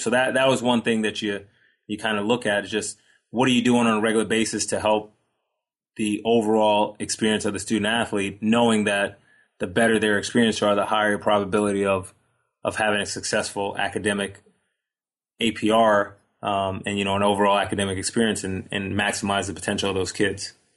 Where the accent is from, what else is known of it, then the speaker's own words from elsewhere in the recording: Long Island, New York, United States; I grew up on Long Island